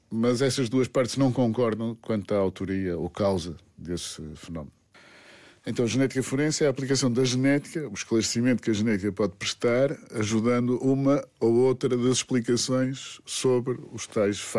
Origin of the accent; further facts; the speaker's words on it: Portugal; Quando era miúdo, queria ser arquiteto. Mas quando era miúdo, em Portugal, para ser arquiteto era preciso que o pai, ou pelo menos o tio, já fosse arquiteto.